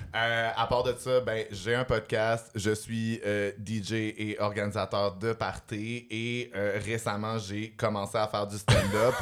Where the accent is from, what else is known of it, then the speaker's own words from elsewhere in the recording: Montreal, Quebec, Canada; j'ai grandi dans Villeray avec euh, mes mères lesbiennes